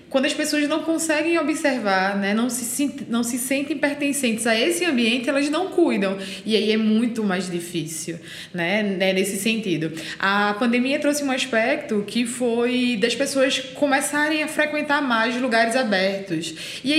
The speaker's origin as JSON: {"language": "Portuguese", "region": "São Paulo", "country": "Brazil", "lives_now": "Recife, Brazil", "said": "Ninguém acreditou em mim quando eu vim de São Paulo para Recife, né? Porque eu era de São Paulo"}